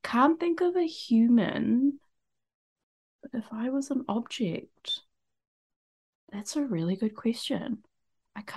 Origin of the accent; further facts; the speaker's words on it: East Coast, Malaysia; so I went to school in Malaysia and I grew up on the East Coast.